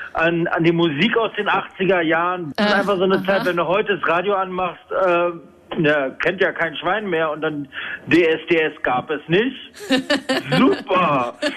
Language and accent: German; Berlin, Germany; bei uns in Berlin